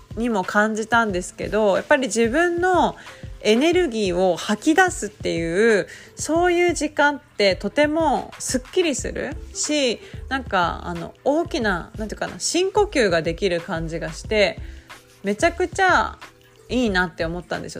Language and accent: Japanese; Nagasaki, Japan; now in Kumamoto, Japan; 長崎なんですよね、九州大会が。だから、あ、私の地元である